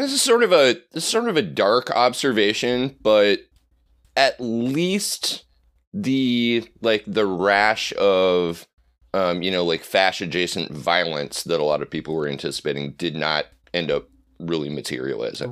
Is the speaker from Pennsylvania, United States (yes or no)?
no; Nebraska, United States; I'm from the Great Plains, but to me, you know, I, I grew up in Nebraska